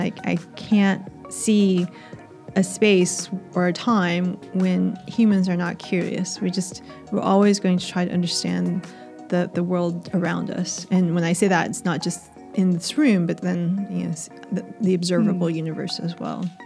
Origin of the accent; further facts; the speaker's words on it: United States; accent: American; moved away as an adult; now in Australia; You can probably tell from my accent that I'm American